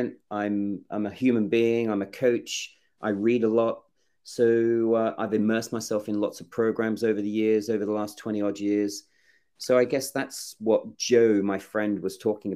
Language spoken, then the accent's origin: English; Australia; also born or lived in England; I'm English born. I grew up in Australia, and I was adopted at 18 months.